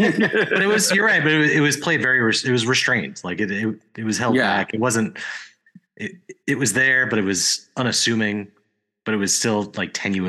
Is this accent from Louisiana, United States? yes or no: no; Queens, New York, United States; and I'm from Queens, so that, I mean, they're all cracked ends.